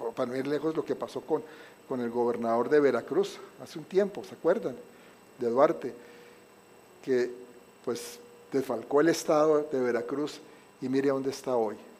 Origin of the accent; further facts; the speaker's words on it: Colombia; moved away; es que en Colombia